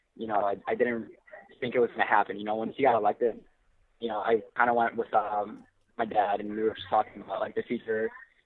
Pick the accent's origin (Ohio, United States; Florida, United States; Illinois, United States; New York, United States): Illinois, United States; Chicago; born or raised there; also born or lived in El Salvador